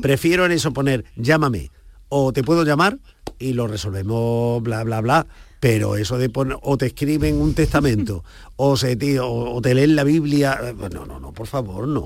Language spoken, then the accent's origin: Spanish; Granada, Andalusia, Spain